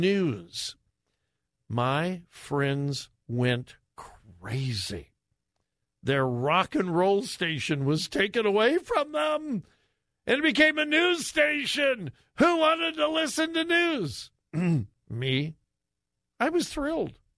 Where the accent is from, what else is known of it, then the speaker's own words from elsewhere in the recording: Los Angeles, California, United States; now in Columbus, United States; I grew up in the L.A. area